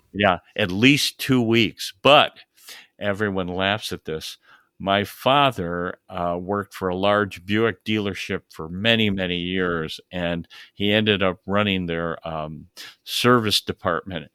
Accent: upstate New York, United States; I grew up in, uh, upstate New York

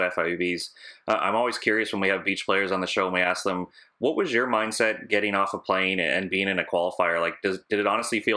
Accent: Canada; as a Canadian

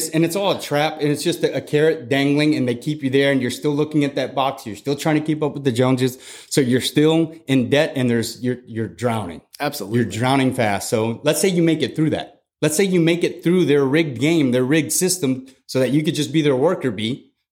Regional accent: San Antonio, Texas, United States; also born or lived in Germany / Fort Leonard Wood, Missouri; So I grew up in Germany. I grew up in Fort Leonard Missouri, and then moved to San Antonio in 1995, where I went to eighth grade.

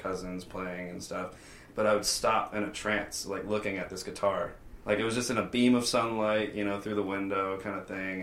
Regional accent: North Carolina, United States; now in Las Vegas, United States

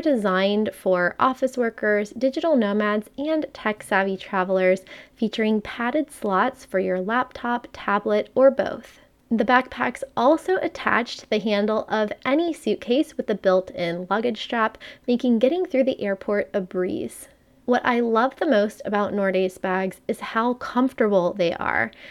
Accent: Miami, Florida, United States; I'm from Miami

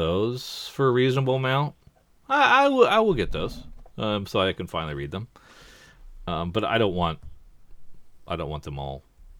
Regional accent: England, United Kingdom; But because I'm an English person, it's okay that I say manga.

